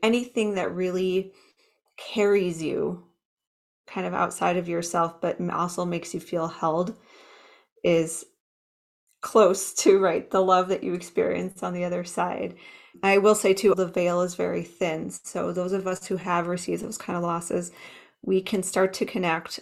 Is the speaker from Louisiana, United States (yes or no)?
no; Minnesota, United States; now in Fort Collins, United States; I grew up in Minnesota, the Midwest